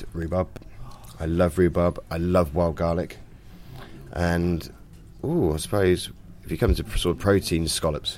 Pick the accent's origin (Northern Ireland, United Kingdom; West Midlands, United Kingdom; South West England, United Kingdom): South West England, United Kingdom; Bath; moved away as an adult; also born or lived in French Alps; I'm originally from Bath.